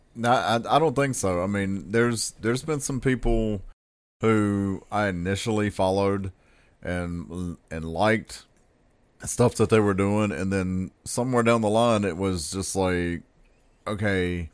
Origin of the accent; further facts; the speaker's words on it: the South, United States; as a Southerner